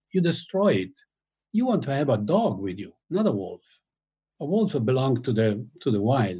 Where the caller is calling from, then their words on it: Tuscany, Italy; I mean, I'm talking now from Tuscany, my house in Tuscany, and I do have wolves in the forest down there.